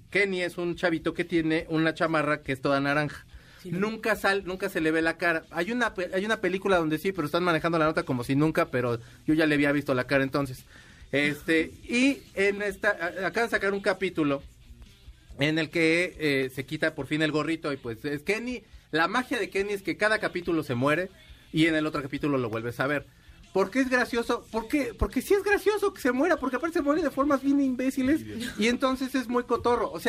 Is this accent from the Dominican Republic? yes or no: no; Culiacán, Sinaloa, Mexico; De Culiacán.